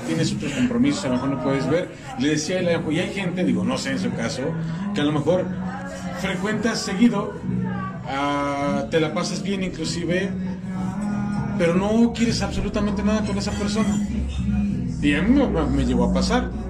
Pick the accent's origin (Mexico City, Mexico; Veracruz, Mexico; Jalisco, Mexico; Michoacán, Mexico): Mexico City, Mexico; yo soy de la Ciudad de México